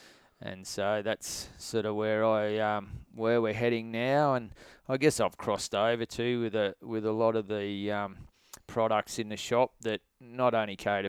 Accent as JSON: {"language": "English", "region": "Queensland", "country": "Australia", "said": "Well, I guess I was originally from Queensland and always had a passion for hunting, like a lot of guys."}